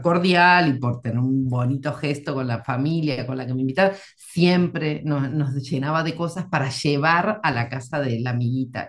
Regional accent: Argentina; now in Madrid, Spain; vivo en Madrid, en España, pero soy argentina de mm. origen

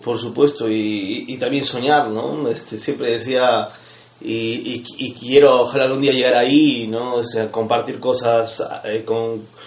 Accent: Cusco, Peru; now in Lima, Peru; vengo de Cusco

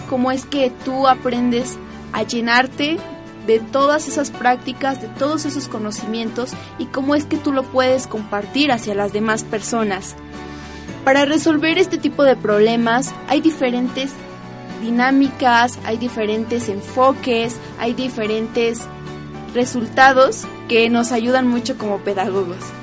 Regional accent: Huatulco, Oaxaca, Mexico; now in Puebla, Mexico; yo vengo de Huatulco

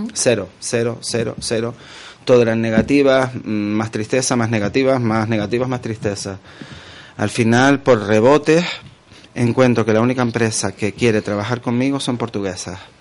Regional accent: Canary Islands, Spain; also born or lived in Los Realejos; yo soy canario

